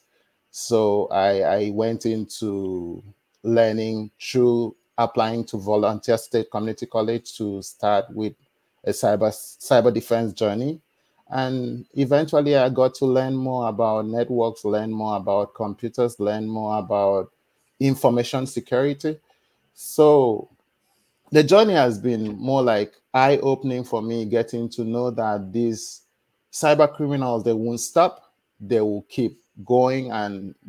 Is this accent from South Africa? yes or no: no; Nigeria; moved away as an adult; now in United States; I was born in Nigeria.